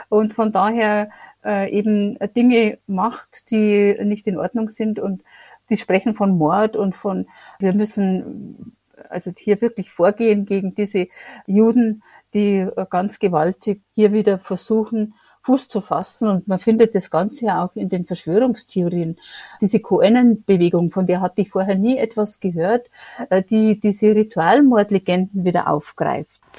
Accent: Germany; Ich bin hier, wohne in München, lebe in München, bin Deutsche

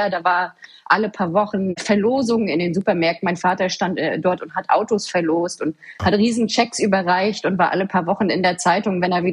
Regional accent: Waren, Mecklenburg-Vorpommern, Germany; born there; Ich bin 1985 ähm, geboren in Waren, so wie du es schon sagst. Sehr schöne Stadt. Mittlerweile ein staatlich anerkanntes Heilbad. Ich erzähle das auch immer sehr gerne, wo ich herkomme

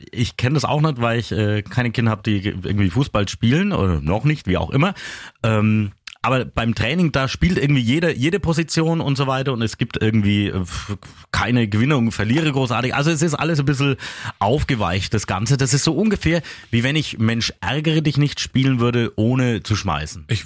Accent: Coburg, Bavaria, Germany; Ich komme ja aus Coburg und nicht aus Neustadt.

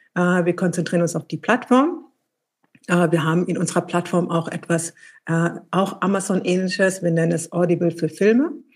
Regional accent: Eritrea; now in Berlin, Germany; in meinem Heimatland Eritrea

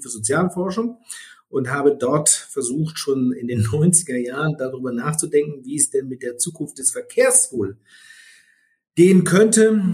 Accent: Freudenberg, North Rhine-Westphalia, Germany; moved away as an adult; also born or lived in Siegen / Marburg; now in Berlin, Germany; Bin gebürtiger Südwestfale, bin in Siegen geboren, bin in Freudenberg, in dem schönsten Ort in Westfalen, aufgewachsen

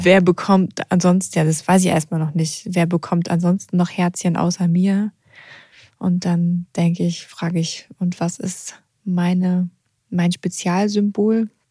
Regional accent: Odenwald, Germany; moved away

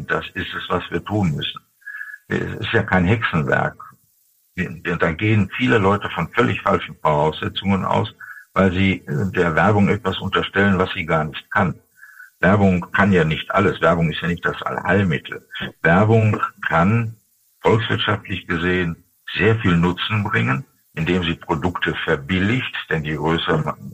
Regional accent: Dortmund, North Rhine-Westphalia, Germany; zum Beispiel in meiner Heimatstadt Dortmund nur in Fußgängerbezirken

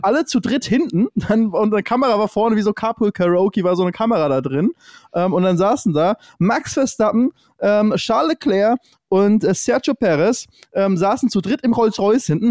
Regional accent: Lübeck, Schleswig-Holstein, Germany; Ich komme ja aus, aus dem Norden, aus Lübeck, so genauso wie du aus dem Norden, Norddeutscher

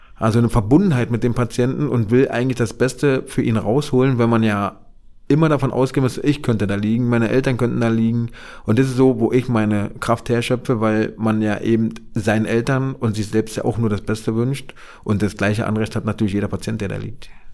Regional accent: Berlin, Germany; ich bin ja in Marzahn-Hellersdorf groß geworden

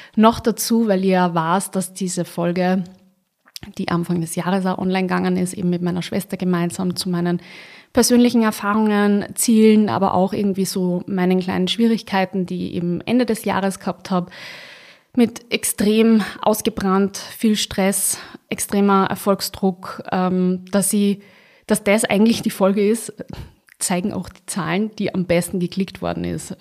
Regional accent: Austria; bei uns in Österreich

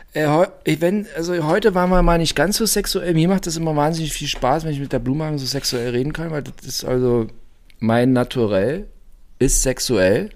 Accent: Brandenburg, Germany; ich bin aus Brandenburg und also bei uns ist der Zuckerberg ein Zuckerberg

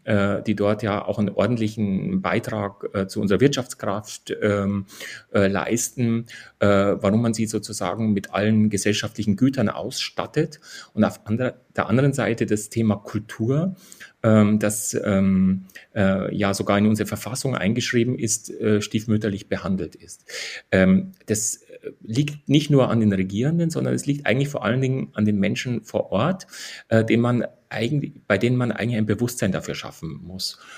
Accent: Bavarian Forest, Germany; also born or lived in Deggendorf; ich bin in der Nähe von Deckendorf geboren, aber sozusagen habe immer im Bayerischen Wald gelebt mit meinen Eltern

